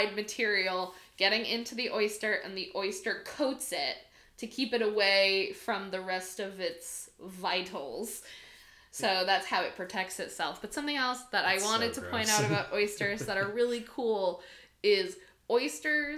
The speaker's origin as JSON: {"language": "English", "town": "Old Orchard Beach", "region": "Maine", "country": "United States", "tie": "born or raised there", "said": "I grew up in Old Orchard"}